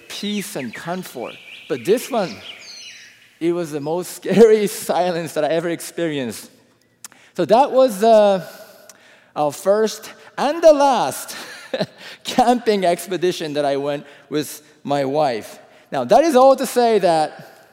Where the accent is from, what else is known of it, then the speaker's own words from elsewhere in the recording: Japan; I am from Japan, you know, growing up in a different country